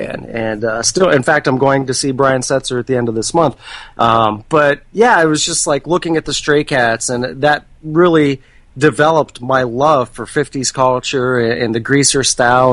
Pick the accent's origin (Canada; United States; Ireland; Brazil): United States; about 40 minutes east of Pittsburgh, Western Pennsylvania; moved away as an adult; now in Baltimore, United States; I am actually from Western Pennsylvania, about 40 minutes east of Pittsburgh.